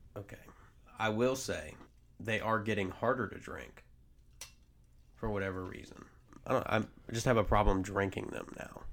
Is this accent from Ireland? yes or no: no; the South, United States; also born or lived in New Jersey; I was born in the North and the South raised me